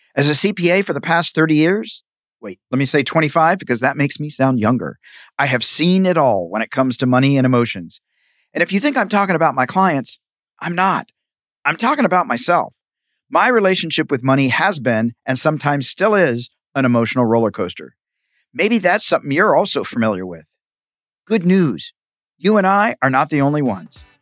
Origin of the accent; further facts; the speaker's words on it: Tennessee, United States; now in Los Angeles, United States; I grew up in a small town in Tennessee, so I like rural